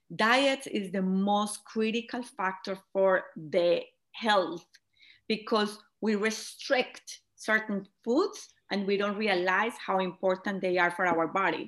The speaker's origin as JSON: {"language": "English", "country": "Colombia", "moved": "as an adult", "lives_now": "United States", "said": "I am originally from Colombia, as you mentioned it. I moved to United States"}